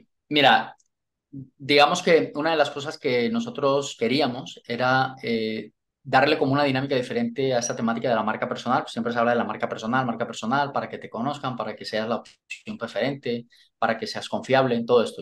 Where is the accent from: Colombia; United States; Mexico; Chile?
Colombia; moved away as an adult; also born or lived in London, United Kingdom; now in Spain; lo que me hizo moverme de Colombia fue el, eh, eh, digamos, la, la situación profesional